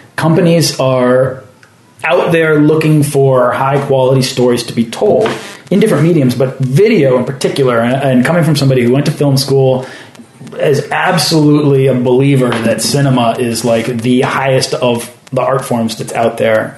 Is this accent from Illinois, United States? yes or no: no; Weston, Massachusetts, United States; also born or lived in Cape Cod; I'm from Weston. I was like, wait a minute, that's where I grew up.